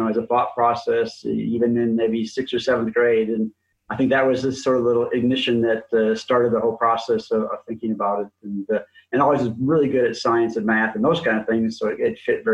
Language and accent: English; Minneapolis, Minnesota, United States; I grew up in Minnesota, actually, and in Minneapolis, St. Paul area